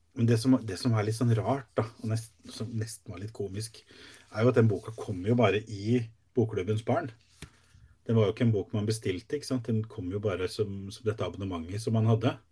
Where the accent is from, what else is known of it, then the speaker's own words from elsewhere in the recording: Sarpsborg, Østfold, Norway; jeg kommer fra Sarpsborg